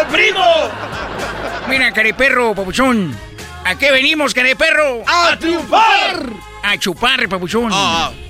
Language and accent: Spanish; Honduras; Fíjate, yo soy de Honduras, hombre.